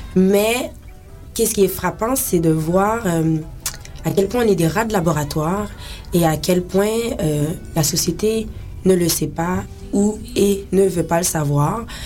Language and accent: French; Haiti; je suis haïtienne